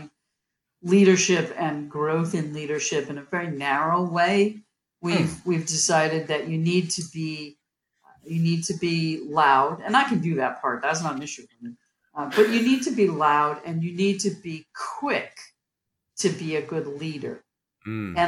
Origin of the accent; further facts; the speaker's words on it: Massachusetts, United States; I grew up in Massachusetts